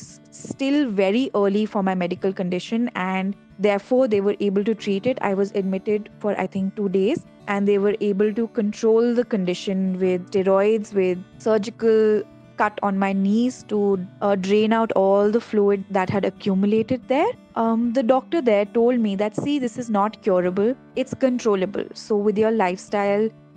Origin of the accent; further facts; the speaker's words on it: Dehradun, Uttarakhand, India; moved away as an adult; now in Delhi, India; I grew up in Dehradun, but I have lived in Delhi for the last 10 to 12 years of my life